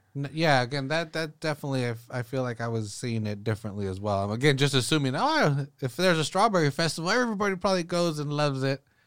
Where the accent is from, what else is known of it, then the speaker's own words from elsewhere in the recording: Salinas, California, United States; I'm from Salinas, born and raised here.